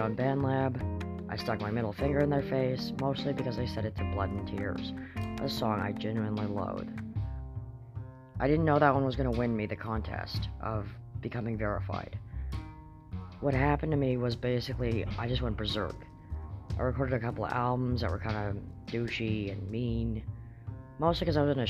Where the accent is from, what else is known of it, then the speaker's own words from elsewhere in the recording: Kamloops, British Columbia, Canada; I'm from Kamloops